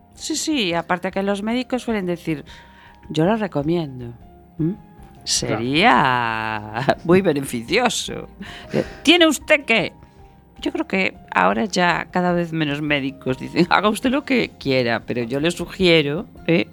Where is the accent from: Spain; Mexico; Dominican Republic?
Spain; Galicia; soy gallega